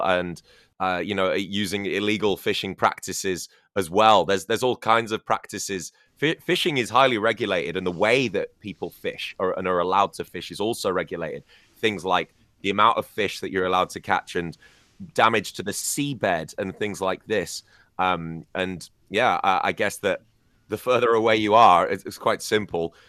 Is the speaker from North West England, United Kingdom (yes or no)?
no; Scarborough, Yorkshire and the Humber, United Kingdom; Whitby and Filey in Scarborough, um, my hometown